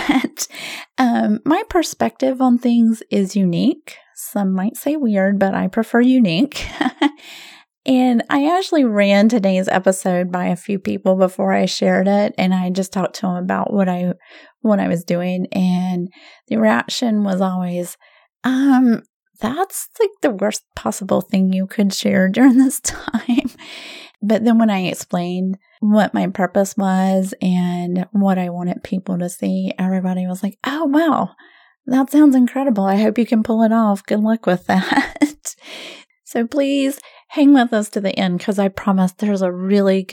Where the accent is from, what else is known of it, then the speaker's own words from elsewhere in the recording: the South, United States; we're from the South